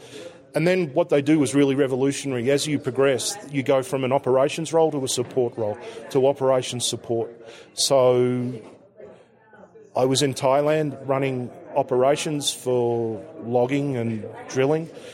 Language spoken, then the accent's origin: English; Melbourne, Victoria, Australia; I'm from Melbourne, Australia